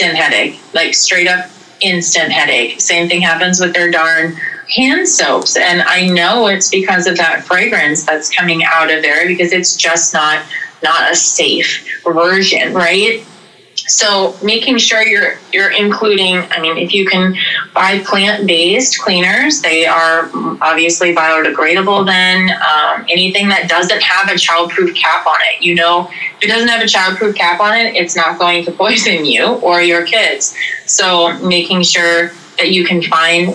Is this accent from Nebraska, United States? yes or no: no; North Dakota, United States; now in South Dakota, United States; I live in a very remote area of South Dakota, and when we lived in North Dakota growing up